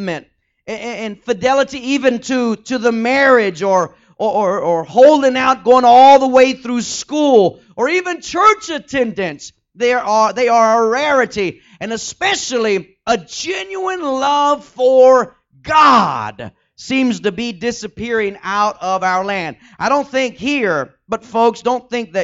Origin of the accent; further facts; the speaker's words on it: Texas, United States; I'm from Texas